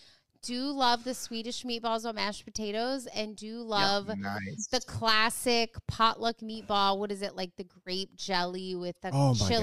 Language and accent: English; the South, United States; we're from the South